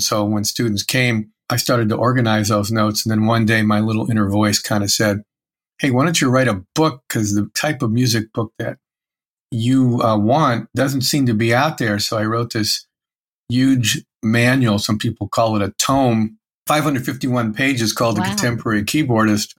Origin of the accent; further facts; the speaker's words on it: Erie, Pennsylvania, United States; I grew up in Erie, Pennsylvania